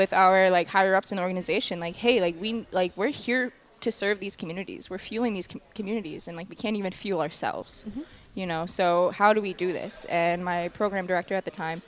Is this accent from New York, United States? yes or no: yes; Long Island, New York, United States; now in Eau Claire, United States; born and raised on Long Island, Italian family